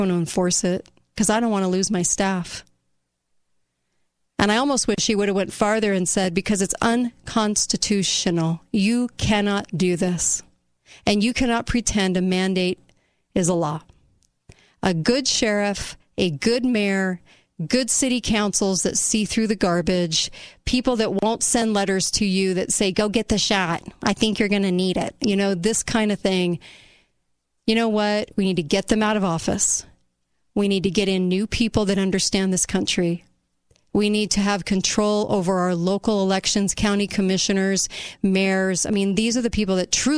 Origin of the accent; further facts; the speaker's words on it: United States; as an American